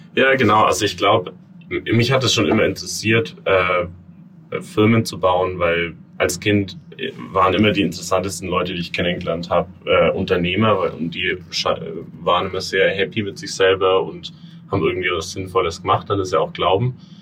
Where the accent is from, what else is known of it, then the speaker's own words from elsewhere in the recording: Franconia, Bavaria, Germany; moved away as an adult; now in New York, United States; ursprünglich ähm, komme ich aus Franken in, in Bayern